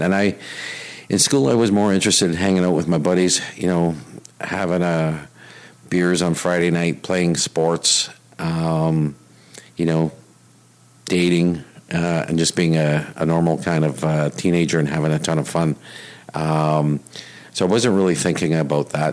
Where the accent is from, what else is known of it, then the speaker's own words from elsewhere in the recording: Winnipeg, Manitoba, Canada; moved away as an adult; now in Vancouver, Canada; born and raised. Yeah, and and and still consider myself from Winnipeg. When somebody says, "Where are you from?" I, I rarely say Vancouver. I always say Winnipeg.